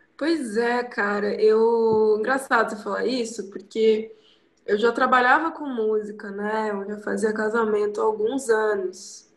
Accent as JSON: {"language": "Portuguese", "town": "Ubatuba", "region": "São Paulo", "country": "Brazil", "tie": "born or raised there", "also_born_or_lived": "Rio de Janeiro / Taubaté", "moved": "as an adult", "said": "Nasci no Rio, sou carioca, mas eu vim pra cá com 15 dias, então uhum. meus pais mudaram, casaram, mudaram pra Ubatuba. Então eu cresci aqui"}